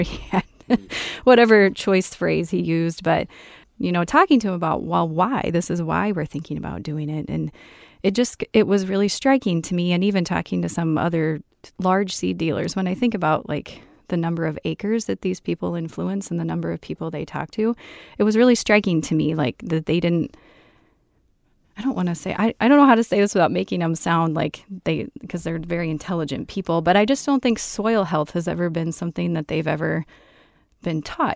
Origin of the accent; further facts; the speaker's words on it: central Iowa, United States; moved away as an adult; now in southwest Minnesota, United States; originally from central Iowa, grew up on a farm and went to school at Iowa State